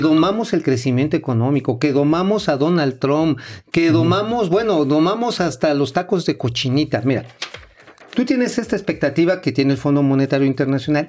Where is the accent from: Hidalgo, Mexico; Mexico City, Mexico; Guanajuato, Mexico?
Hidalgo, Mexico; Tula; la de Tula, de donde soy, este, ahí donde soy oriundo